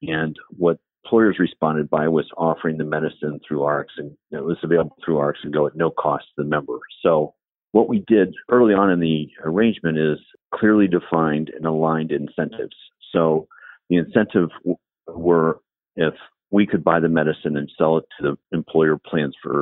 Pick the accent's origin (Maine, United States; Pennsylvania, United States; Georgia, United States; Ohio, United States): Ohio, United States; Dayton; also born or lived in Columbus, Ohio / Chicago; now in Cincinnati, United States; I grew up in Dayton, Ohio